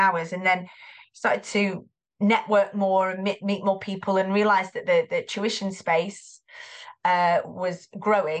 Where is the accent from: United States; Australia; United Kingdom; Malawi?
United Kingdom; Greater Manchester, North West England; You can probably hear the accent. I am from Greater Manchester.